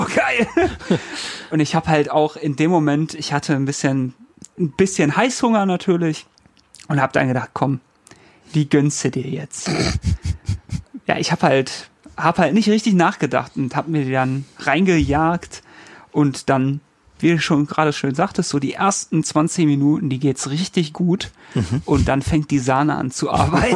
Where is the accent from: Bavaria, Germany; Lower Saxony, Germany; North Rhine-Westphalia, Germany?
North Rhine-Westphalia, Germany; Ich komme ja, komm aus NRW